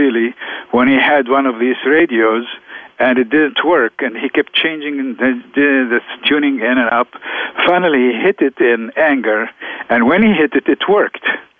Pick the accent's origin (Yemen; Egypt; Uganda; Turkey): Egypt; Alexandria, Alexandria Governorate; moved away as an adult; also born or lived in Beirut, Lebanon; now in United States; was born in Alexandria, Egypt, in 1945, just after World War II ended, and this is why my parents gave me … And I stayed in Egypt until age 28